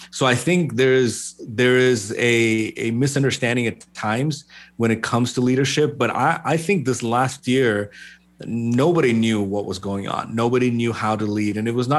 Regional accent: Kerala, India; moved away as an adult; also born or lived in Middle East; I am originally from India, from Kerala. Was born and raised in the Middle East for most of my life and then moved here in 2004.

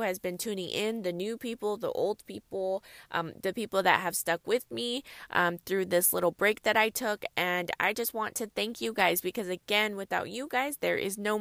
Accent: California, United States; I'm from California, and it does not snow often here in California

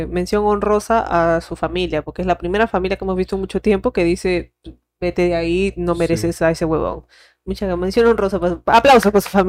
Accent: Venezuela; Él es de Ecuador, pero vivía en Suiza y yo soy venezolana.

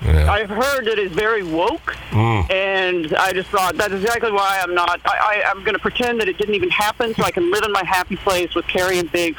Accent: Houston, Texas, United States; moved away as an adult; also born or lived in Los Angeles; I was born in Houston, and now I'm back there. I'm back here in Houston.

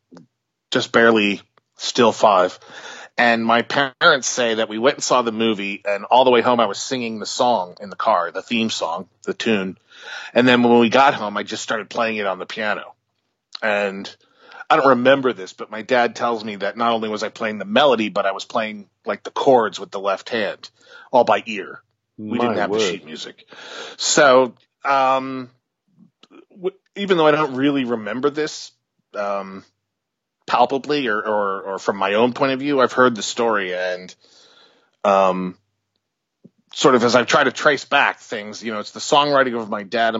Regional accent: Albany, New York, United States; I grew up in Albany, which is about – 3-4 hours north of New York City

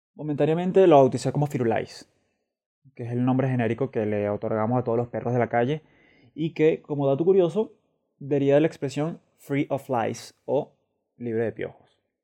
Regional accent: Venezuela; moved away as an adult; also born or lived in Caracas; now in Madrid, Spain; soy un venezolano que reside en Madrid.

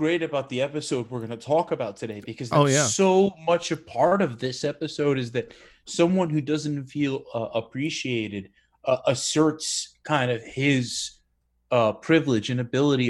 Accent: New York City, New York, United States; also born or lived in Brooklyn; I grew up on Staten Island.

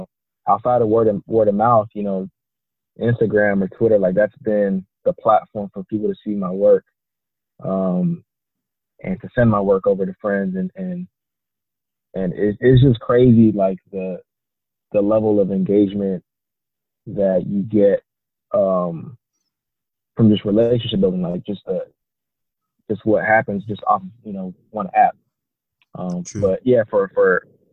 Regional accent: San Jose, California, United States; also born or lived in Italy / Ghana; I'm from San Jose

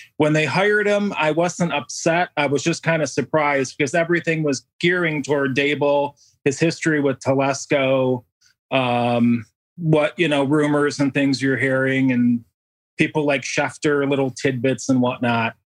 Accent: a town outside of Rochester, New York, United States; I actually grew up in a town outside of, uh, Rochester, New York. So Bill's Country, Western New York

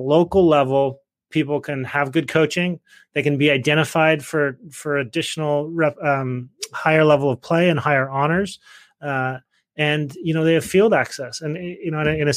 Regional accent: Salt Lake City, Utah, United States; moved away; I grew up in Salt Lake

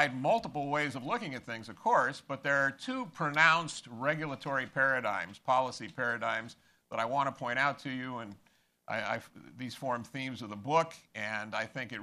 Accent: Los Angeles, California, United States; also born or lived in Maryland; now in South Carolina, United States; I grew up in Los Angeles in a UCLA household

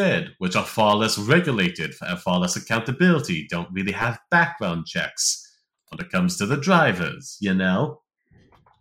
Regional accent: United States; as an American

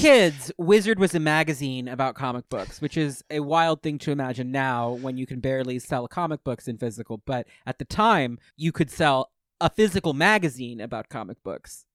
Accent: Westchester, New York, United States; I was growing up in Westchester

